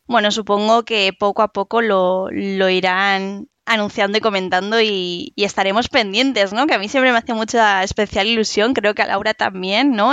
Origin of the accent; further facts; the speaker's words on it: Madrid, Community of Madrid, Spain; yo soy de Madrid, pero bueno, en España